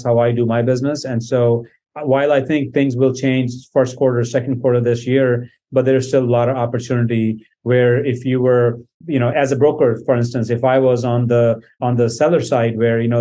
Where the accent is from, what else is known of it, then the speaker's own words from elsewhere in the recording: Iowa, United States; moved away as an adult; also born or lived in Punjab, India; now in San Antonio, United States; I grew up in Iowa for the longest time. I was there for 22 years, stayed in small towns in Iowa, grew up there, went to high school in Iowa